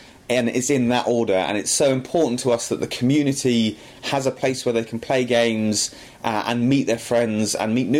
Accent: Aldershot, South East England, United Kingdom; come back and run the game shop in my hometown

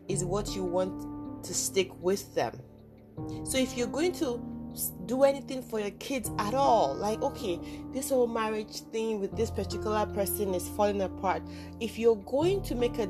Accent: Nigeria; I was born in Nigeria

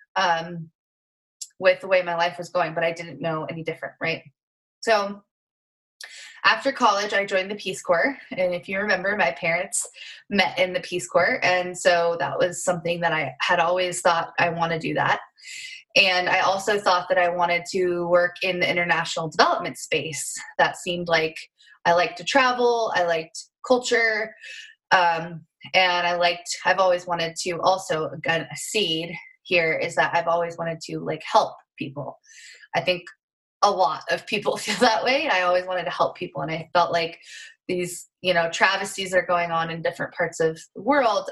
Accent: rural Montana, United States; Um, and so I grew up in Montana, rural Montana, which I'm so grateful for, and currently live uh, in rural Montana as well.

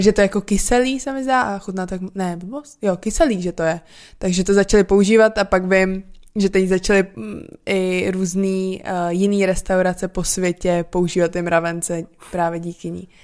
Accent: Czechia; also born or lived in Portland area, United States; Já jsem prostě z Česka

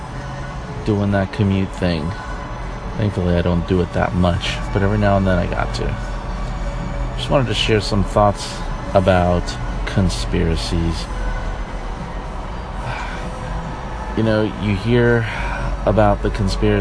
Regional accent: New York, United States; moved away; I am from New York originally.

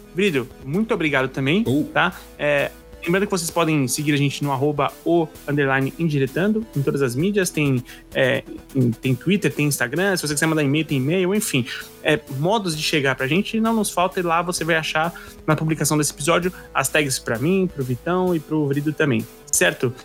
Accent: São Paulo, Brazil; como paulista

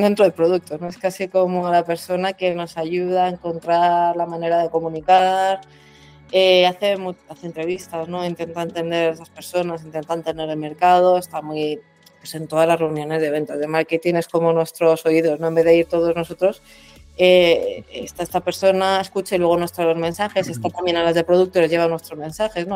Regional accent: Madrid, Community of Madrid, Spain; soy de Madrid profesionalmente

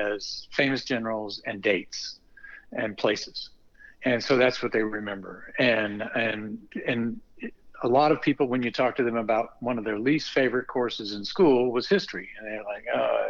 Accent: Texas, United States; I'm from Texas

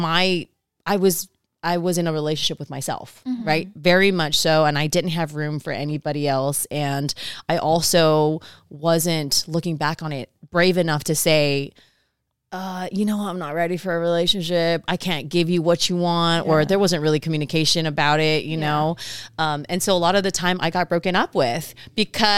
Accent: Samoa; first language Samoan; English is a second language; moved away as an adult; now in Long Beach, United States; growing up in Samoa in our two-channel TV

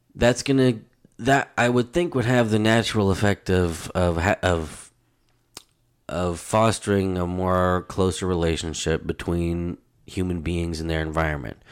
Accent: United States; as an American, as a United States citizen, and, um, you know, living within that culture

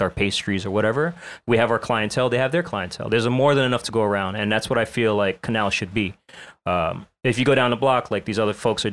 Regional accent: New York, United States; being born and raised in New York

